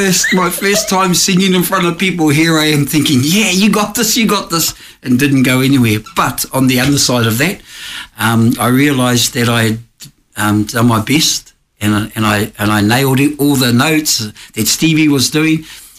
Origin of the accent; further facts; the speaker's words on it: Rotorua, Bay of Plenty, New Zealand; accent: Kiwi; moved away as an adult; now in Australia; So I left Rotorua. I'm from a place in New Zealand. I don't know if you notice, I'm from New Zealand.